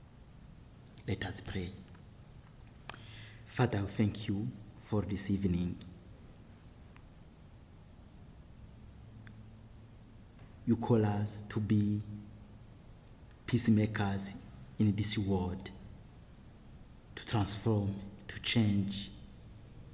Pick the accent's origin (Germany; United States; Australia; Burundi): Burundi; I am from the Hutu tribes of Burundi